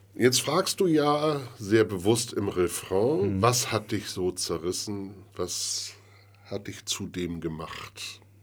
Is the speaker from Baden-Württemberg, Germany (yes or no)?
no; Bremen, Germany; ich bin ja gebürtiger Bremer